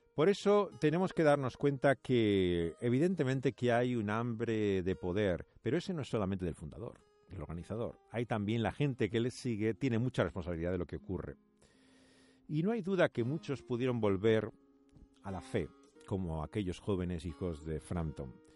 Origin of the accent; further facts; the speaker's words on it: Spain; como español